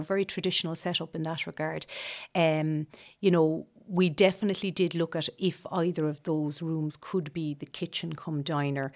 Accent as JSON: {"language": "English", "region": "Leinster", "country": "Ireland", "also_born_or_lived": "Cork", "moved": "as an adult", "lives_now": "Ladysbridge, Ireland", "said": "I'm originally from Laois. Uh, came to Cork for college."}